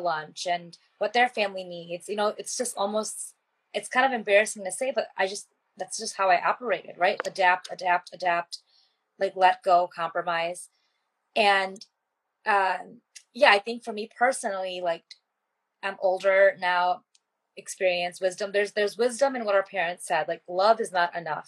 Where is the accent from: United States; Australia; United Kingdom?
United States; growing up as an Indian American